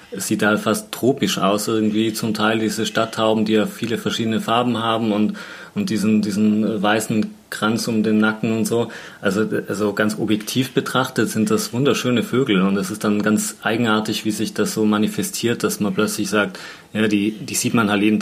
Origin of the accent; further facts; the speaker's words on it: Tyrol, Austria; Ich erinnere mich noch in, in, in Tirol, wo ich aufgewachsen bin, hatte jemand früher einen, einen Pfau im Garten.